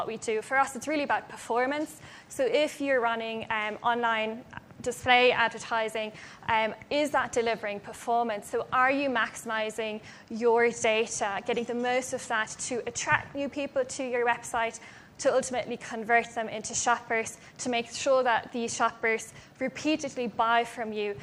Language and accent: English; Germany; moved away; I'm actually from Germany originally